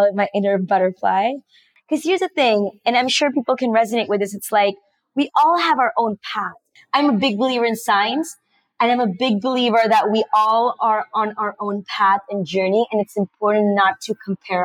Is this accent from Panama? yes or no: yes; Panama; I was born in Panama and raised in Panama. But my parents are actually from India